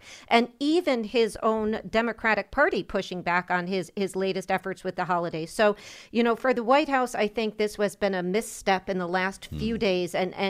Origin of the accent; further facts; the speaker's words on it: Northeast, United States; I'm from the Northeast.